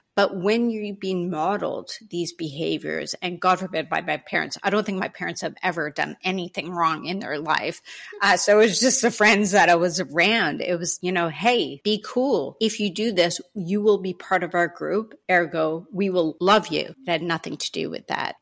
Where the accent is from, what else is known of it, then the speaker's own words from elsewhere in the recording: Canada; as a Canadian